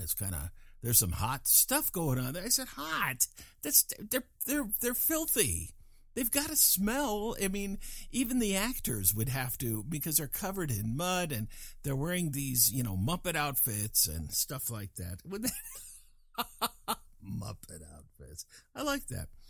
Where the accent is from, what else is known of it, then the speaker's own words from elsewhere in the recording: Fort Collins, Colorado, United States; moved away as an adult; also born or lived in California; I'm from Fort Collins, Colorado